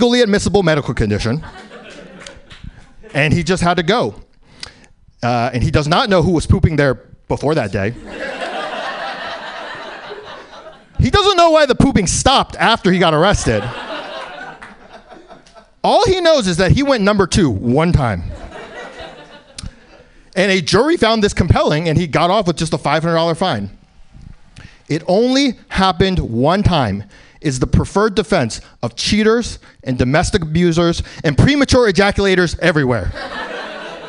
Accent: New York City, New York, United States; Born in New York, live in New York, in the East Village

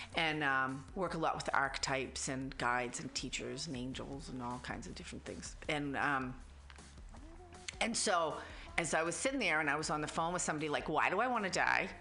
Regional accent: Boston, Massachusetts, United States; accent: Boston; now in San Francisco, United States; I was raised in Boston

